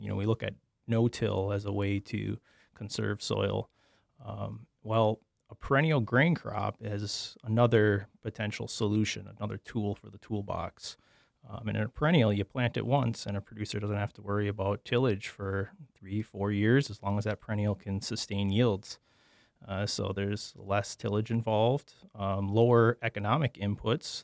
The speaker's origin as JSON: {"language": "English", "town": "Sheboygan", "region": "Wisconsin", "country": "United States", "tie": "born or raised there", "also_born_or_lived": "Oshkosh, Wisconsin", "moved": "as an adult", "lives_now": "Minnesota, United States", "said": "I'm from Sheboygan, Wisconsin, eastern Wisconsin"}